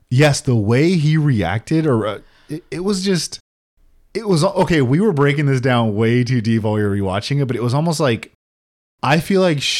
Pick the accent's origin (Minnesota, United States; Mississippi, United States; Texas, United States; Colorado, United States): Colorado, United States; Denver; I'm from Denver, so I'm a Broncos Broncos fan.